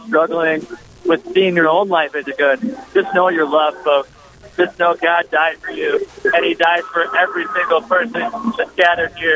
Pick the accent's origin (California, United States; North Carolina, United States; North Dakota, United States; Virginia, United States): North Dakota, United States; Bismarck; moved away; I'm originally from Bismarck, North Dakota